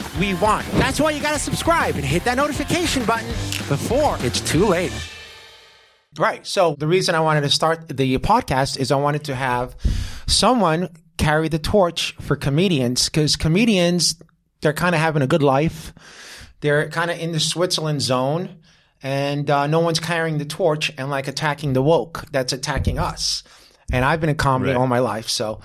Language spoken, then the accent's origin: English; Israel; moved away; I'm from Israel